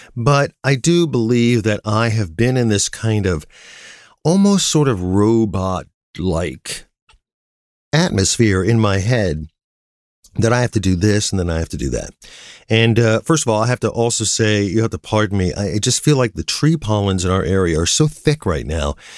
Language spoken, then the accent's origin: English; Canton, Ohio, United States; my hometown of Canton, Ohio